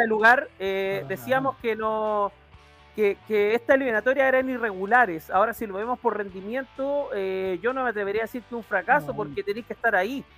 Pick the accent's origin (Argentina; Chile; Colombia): Chile; como decimos acá en Chile